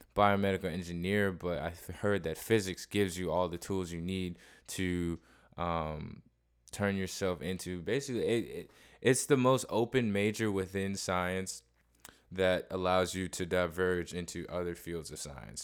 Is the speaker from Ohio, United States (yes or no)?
yes; Cleveland, Ohio, United States; moved away; I'm actually originally from Cleveland, Ohio